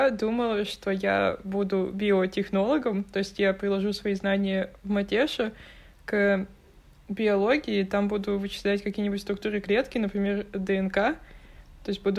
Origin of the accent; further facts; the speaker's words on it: Saint Petersburg, Russia; что я из Питера